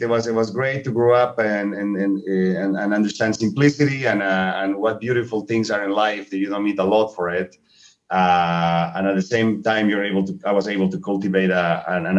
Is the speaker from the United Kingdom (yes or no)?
no; Bolivia; first language Spanish; English is a second language; moved away as an adult; also born or lived in Montecito, California; now in United States; I grew up in Bolivia, which, as many of you know, is a third world country in the middle of South America, landlocked